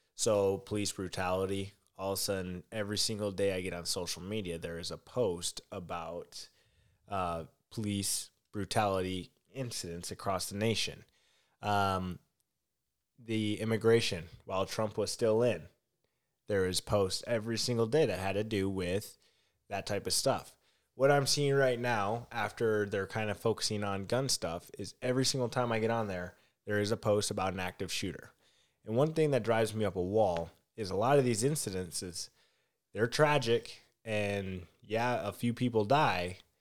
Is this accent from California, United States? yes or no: no; Minneapolis, Minnesota, United States; I am from Minneapolis